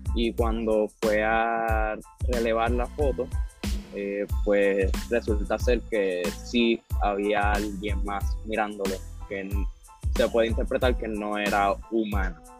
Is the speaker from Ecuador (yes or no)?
no; Puerto Rico; como boricua